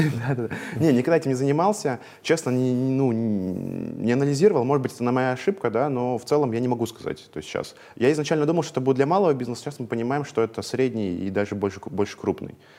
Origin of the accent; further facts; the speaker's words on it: Veliky Novgorod, Novgorod Oblast, Russia; moved away as an adult; now in Moscow, Russia; Я из Великого Новгорода, ага. вот, я там жил, там 22 лет, ну, по факту сейчас только третий год в Москве